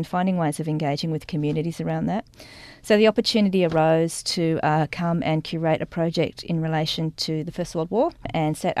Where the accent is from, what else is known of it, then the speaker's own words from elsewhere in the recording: Sydney, New South Wales, Australia; I grew up in Sydney, went off to art school in Darlinghurst for 3 years